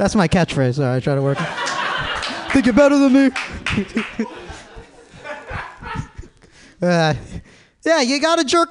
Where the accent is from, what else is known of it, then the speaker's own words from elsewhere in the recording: Palatine, Illinois, United States; now in San Francisco, United States; I'm from the Midwest too. It sucks. Nobody moves to Palatine, Illinois